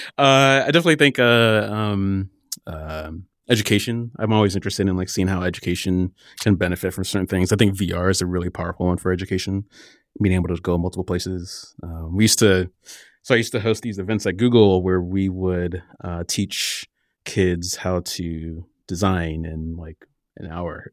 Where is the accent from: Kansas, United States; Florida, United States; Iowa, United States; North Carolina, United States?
Iowa, United States; Cedar Rapids; moved away; also born or lived in Southern California / Portland; I grew up in the Midwest in Cedar Rapids, Iowa